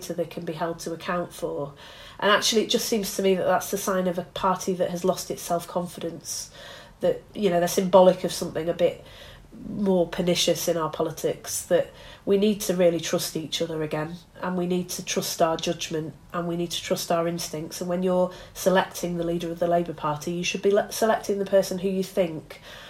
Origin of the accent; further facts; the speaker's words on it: Bury, North West England, United Kingdom; Alistair Burt, who was my MP growing up in Bury